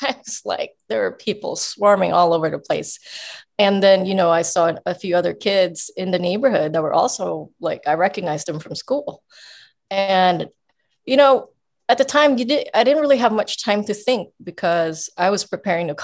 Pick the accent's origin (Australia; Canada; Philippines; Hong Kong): Philippines; I grew up in the Philippines on the streets.